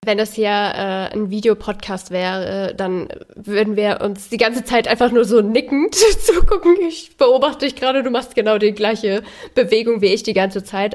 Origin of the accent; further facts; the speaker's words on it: Germany; gerade als Deutsche